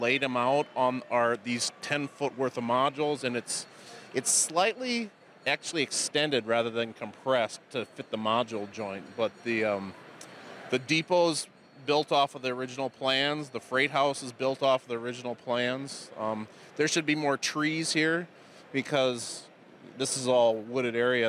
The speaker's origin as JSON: {"language": "English", "town": "Baraboo", "region": "Wisconsin", "country": "United States", "tie": "born or raised there", "said": "I grew up in Baraboo, so I mean I was 20 miles down the road."}